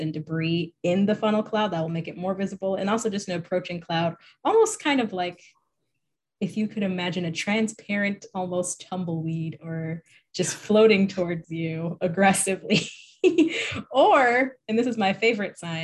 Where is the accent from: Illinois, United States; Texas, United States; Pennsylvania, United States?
Illinois, United States; now in Chatham County, United States; I'm from Illinois